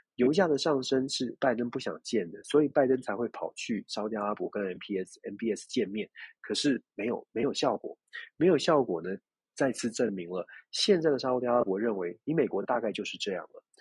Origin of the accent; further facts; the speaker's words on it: Taiwan; 我们关起门来，自己在台湾自己问自己了